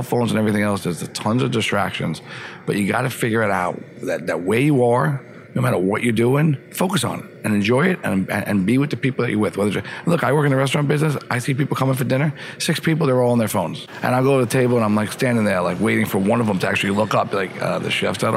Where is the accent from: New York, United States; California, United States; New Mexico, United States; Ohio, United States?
New York, United States; Suffern; I'm from Rockland County, Pomona, Suffern